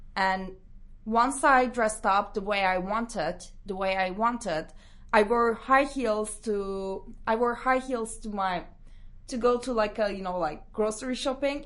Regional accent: Istanbul, Turkey; moved away as an adult; now in London, United Kingdom; I'm from Istanbul

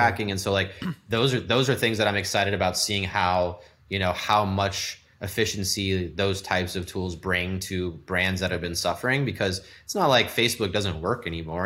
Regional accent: The Woodlands, Texas, United States; also born or lived in San Francisco / Houston; growing up in Texas in Houston, I'm like, we moved from San Francisco to the Woodlands where I grew up

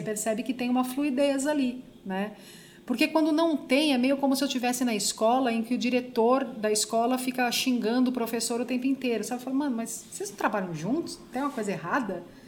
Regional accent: Brazil; como brasileiro

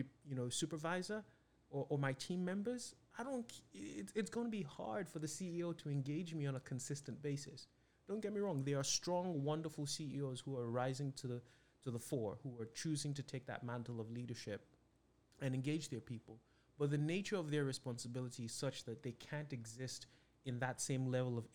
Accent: Nigeria; now in United States; I was born and raised in Nigeria

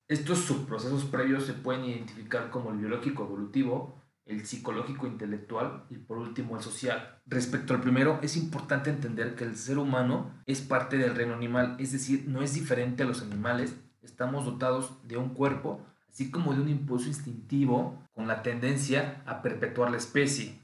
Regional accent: Mexico; yo como sé que vivo en México, pues bien, porque tengo un acta de nacimiento donde dice que yo nací en México.

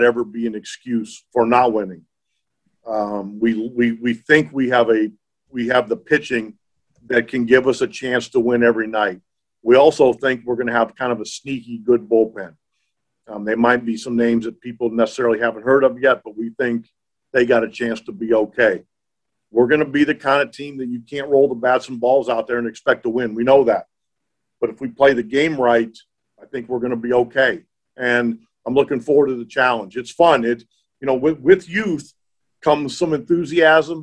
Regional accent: New Brighton, Pennsylvania, United States; moved away; also born or lived in Tucson, Arizona; I grew up in New Brighton, Pennsylvania

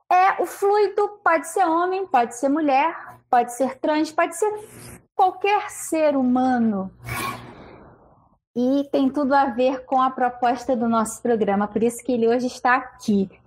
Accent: Rio de Janeiro, Brazil; sou do Rio de Janeiro, estou aqui nesse calorão que hoje está fazendo calor aqui.

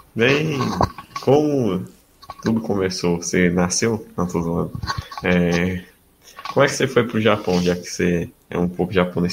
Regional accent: north of Espírito Santo, Brazil; eu sou de, do norte do Espírito Santo

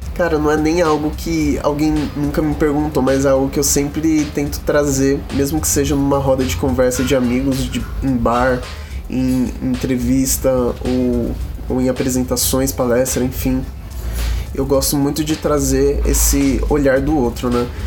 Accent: Osasco, São Paulo, Brazil; Eu sou de Osasco

